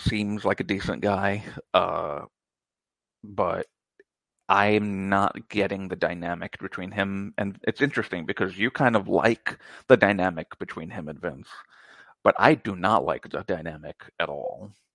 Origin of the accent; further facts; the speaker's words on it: United States; I'm American